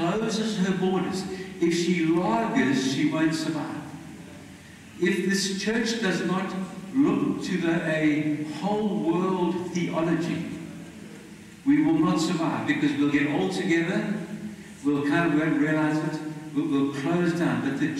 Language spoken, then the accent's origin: English; South Africa; I'm Mauritian blood, I believe, but I'm a South African.